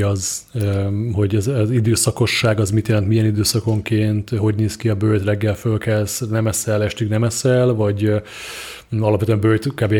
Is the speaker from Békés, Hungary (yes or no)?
yes; Szarvas, Békés, Hungary; én szarvasi vagyok, és szarvason volt egy, vagy talán még mindig megvan egy informatika, egy ilyen IT bolt